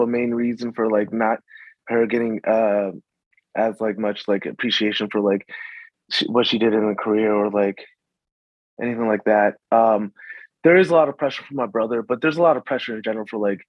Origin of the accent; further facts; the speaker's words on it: Maryland, United States; also born or lived in Chicago, Illinois / Arizona; we moved to Maryland, went out in 95, and we kind of settled there